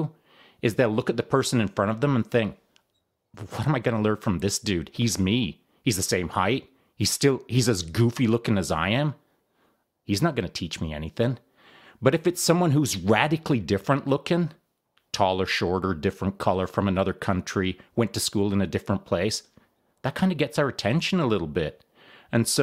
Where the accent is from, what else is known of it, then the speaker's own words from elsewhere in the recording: Canada; also born or lived in Texas; I'm a Canadian